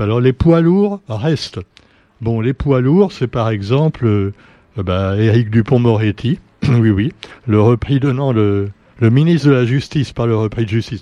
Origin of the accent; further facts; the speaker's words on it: Réunion; chez nous à La Réunion